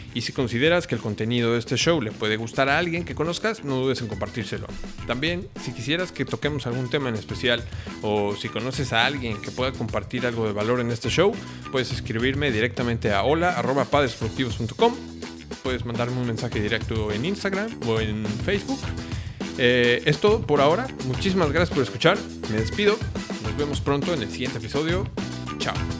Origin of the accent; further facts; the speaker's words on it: Mexico; also born or lived in Cancún; soy mexicano viviendo en Cancún